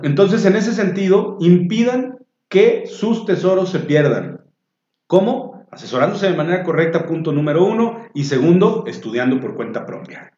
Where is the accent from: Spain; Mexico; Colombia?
Mexico; estamos peleados como mexicanos